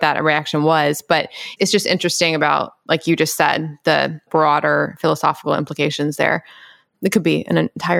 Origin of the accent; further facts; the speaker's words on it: Memphis, Tennessee, United States; I grew up in Memphis.